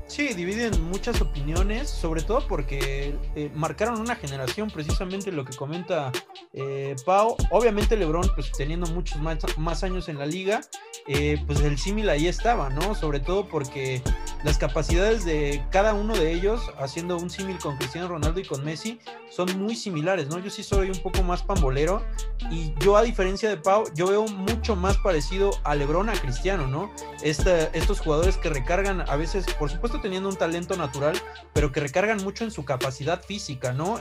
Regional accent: Mexico

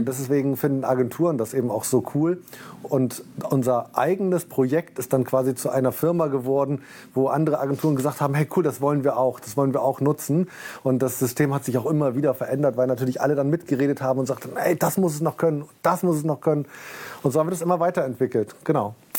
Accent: Bremen, Germany; also born or lived in Dessau; gebürtig in Dessau und mit neun Jahren dann nach Bremen gekommen, habe hier mein Abitur gemacht

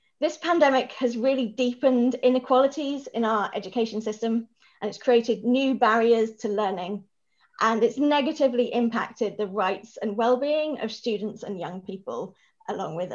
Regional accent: Norwich, East of England, United Kingdom; moved away as an adult; now in Edinburgh, United Kingdom; I'm originally from Norwich, which rather excitingly is now known as the hometown of Bimini from Drag Race.

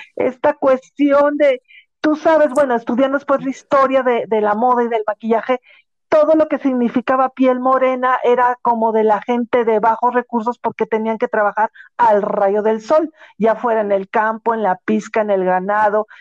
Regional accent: Mexico

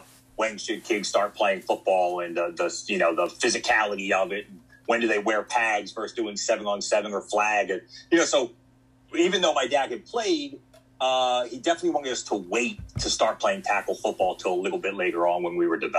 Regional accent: West Chester, Pennsylvania, United States; also born or lived in Oklahoma / Texas / Virginia / Shippensburg, Pennsylvania; I'm from Philadelphia area originally, was born and lived most of my life in like Westchester, Pennsylvania, so southeastern part of the state

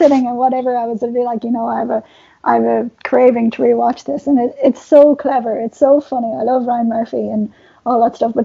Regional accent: Ireland; As an Irish person

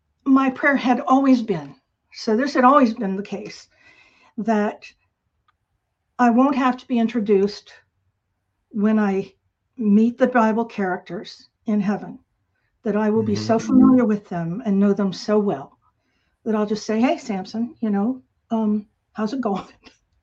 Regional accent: Turkey; moved away; also born or lived in Tampa, Florida, United States; Well, I was born in Tampa, Florida. My dad was in the Air Force, and so we moved around a lot, and I spent my formative years in Turkey

